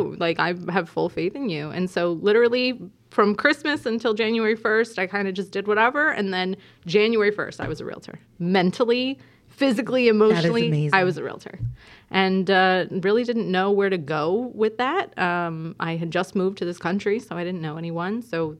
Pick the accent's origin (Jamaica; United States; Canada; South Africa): Jamaica; We moved a lot growing up, and I did grow up in Jamaica. So that's why I was introduced as the Jamaican in the house. I went to high school there all of the formative years.